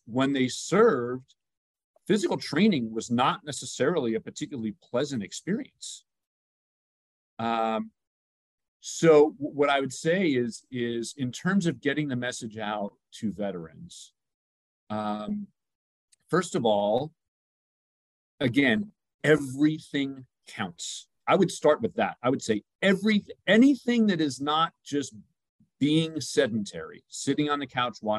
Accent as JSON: {"language": "English", "region": "New York", "country": "United States", "said": "I'm from New York"}